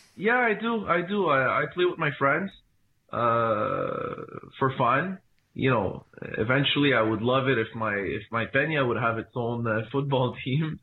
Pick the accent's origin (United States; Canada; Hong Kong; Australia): Canada; Montreal, Quebec; I am from Montreal. I was born in Canada, uh, but my family is from, uh, Morocco.